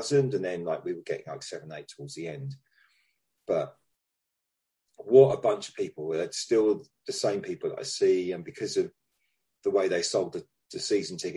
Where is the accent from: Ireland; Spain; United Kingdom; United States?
United Kingdom; London; because I was you know I was a, a DFL, I was down from London, and um, didn't know anybody.